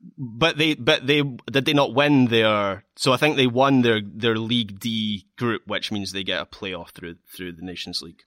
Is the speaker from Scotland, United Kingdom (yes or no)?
yes; Scotland, United Kingdom; as a Scot